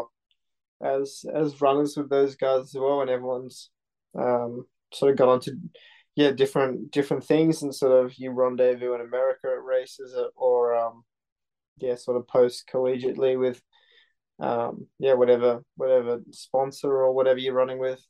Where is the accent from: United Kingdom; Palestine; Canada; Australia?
Australia; Sydney, New South Wales; moved away as an adult; also born or lived in New York; growing up in Sydney in a good school